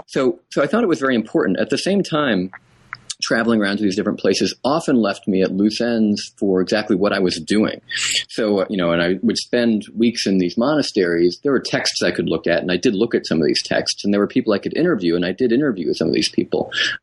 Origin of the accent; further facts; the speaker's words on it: New England, United States; my parents are Texans and Southerners, and I was raised in New England.